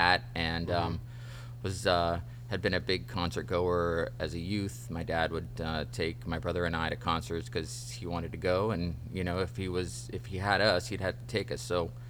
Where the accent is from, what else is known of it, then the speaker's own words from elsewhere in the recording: Healdsburg, California, United States; also born or lived in Santa Rosa / Woodside; I grew up in Healdsburg